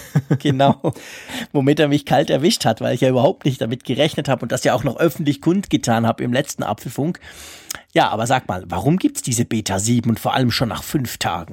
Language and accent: German; Switzerland; bei uns in der Schweiz